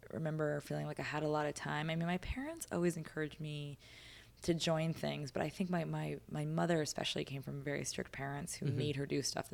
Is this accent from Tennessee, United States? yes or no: no; White Plains, New York, United States; I grew up in White Plains, which is southern end of Westchester, mm-hmm. sort of wedged between the opposite towns of Scarsdale and Yonkers. Basically, the suburbs, if you just kept on going, north of Manhattan, north of the Bronx